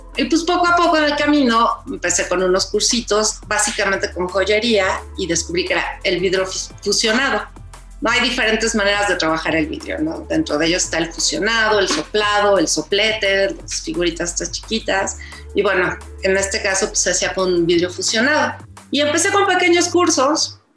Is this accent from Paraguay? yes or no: no; Mexico; soy más mexicana que nada